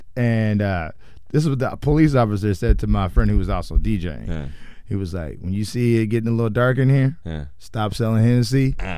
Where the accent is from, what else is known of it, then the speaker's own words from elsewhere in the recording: Indiana, United States; I'm from Indiana, so I know. That's right smack dab in the middle.